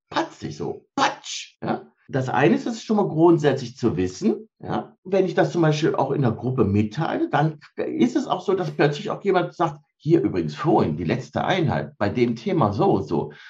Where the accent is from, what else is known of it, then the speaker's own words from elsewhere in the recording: Cologne-Bonn area, North Rhine-Westphalia, Germany; ich komme aus der Ecke Köln-Bonn